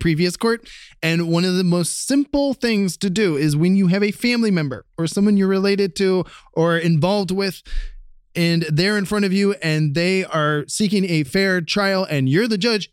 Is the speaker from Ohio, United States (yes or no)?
yes; Columbus, Ohio, United States; moved away; we've got a lot of gun crime back in my hometown of Columbus, Ohio